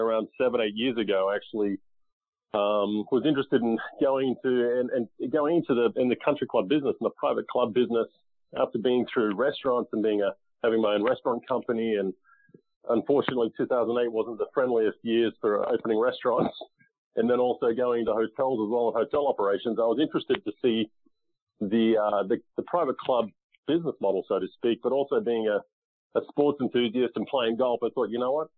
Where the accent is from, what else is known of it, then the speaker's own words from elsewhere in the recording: Australia; moved away as an adult; now in United States; I grew up in Australia playing golf and then moved to the U.S. In 2001.